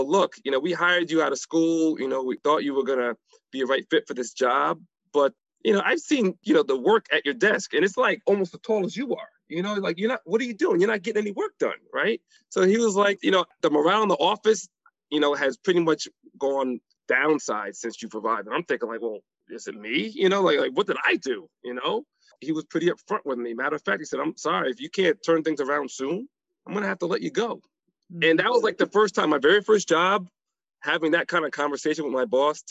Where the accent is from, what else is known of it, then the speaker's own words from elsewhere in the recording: New Haven, Connecticut, United States; I grew up in New Haven, Connecticut